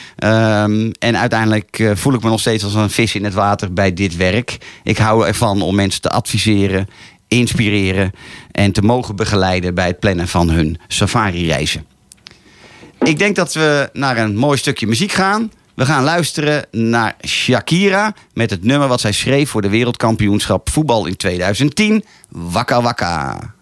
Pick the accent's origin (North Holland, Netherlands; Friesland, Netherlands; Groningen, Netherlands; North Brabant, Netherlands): North Holland, Netherlands; Laren; Geboren en getogen in Laren